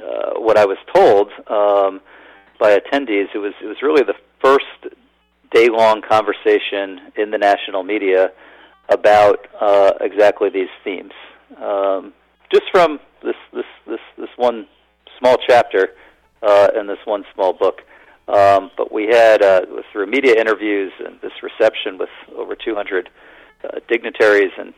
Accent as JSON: {"language": "English", "town": "Allentown", "region": "Pennsylvania", "country": "United States", "tie": "born or raised there", "also_born_or_lived": "Philadelphia", "moved": "yes", "said": "Growing up in Allentown, Pennsylvania"}